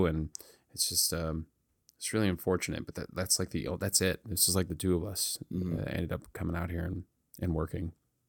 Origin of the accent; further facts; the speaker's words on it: Victorville, California, United States; I don't think it's gotten any better. There's really no art there. There's no art community.